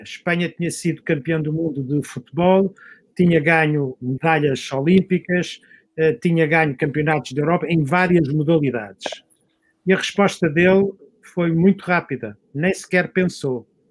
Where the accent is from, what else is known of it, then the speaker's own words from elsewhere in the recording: Algés, Lisbon, Portugal; Eu nasci em Algés. Quem nasci em Algés tinha que aprender a nadar